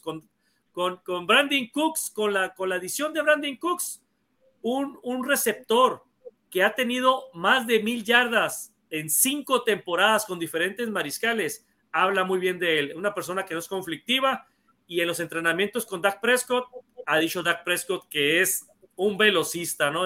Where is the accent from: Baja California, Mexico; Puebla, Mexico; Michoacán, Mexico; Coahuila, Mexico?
Baja California, Mexico; Mexicali; also born or lived in Hermosillo, Sonora; now in Sonora, Mexico; yo nací en Hermosillo, pero de muy chiquito me fui a vivir a Mexicali. Entonces, eh, yo soy el más chico de la familia y yo crecí viendo a los Cowboys